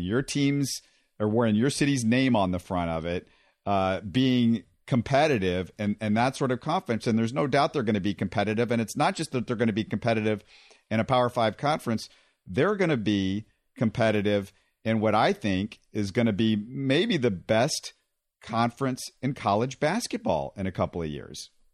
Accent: Houston, Texas, United States; I grew up in Houston when Five Slam a Gem was going on

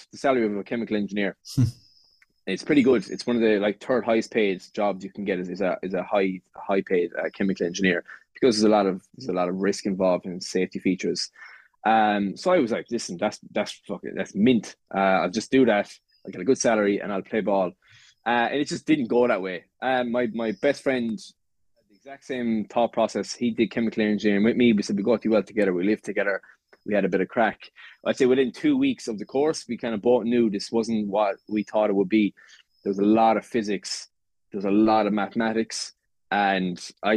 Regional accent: West Limerick, Munster, Ireland; I come from West Limerick, from a farm

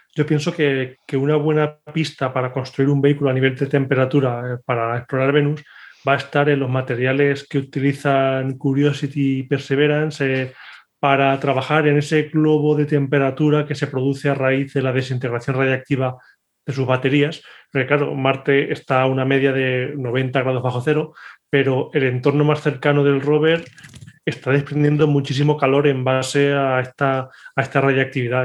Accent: Castilla-La Mancha, Spain; En Radio Manchuela, en la radio de mi tierra

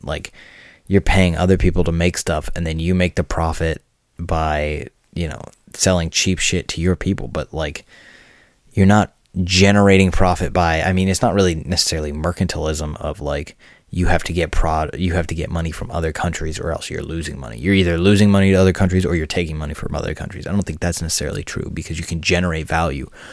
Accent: United States; I'm an American

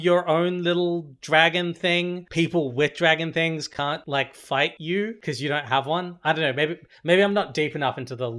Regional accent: Kharkiv, Kharkiv Oblast, Ukraine; I was born in Kharkiv

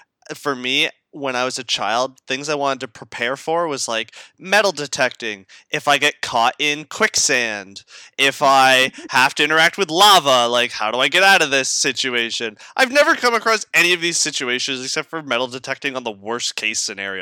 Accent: Caledonia, Ontario, Canada; also born or lived in Niagara region; growing up in Caledonia

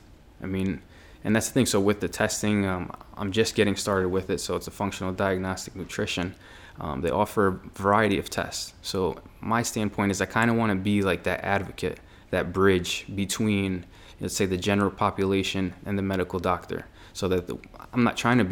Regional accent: Meriden, Connecticut, United States; I grew up in Meriden

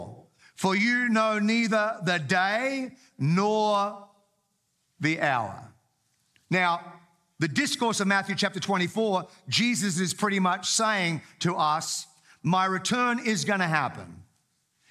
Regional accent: Townsville, Queensland, Australia; I grew up in Townsville, North Queensland.

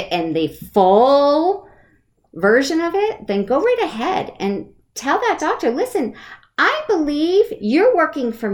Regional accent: Connecticut, United States; also born or lived in Maine; now in West Coast, United States; I was born in Maine and grew up in Connecticut

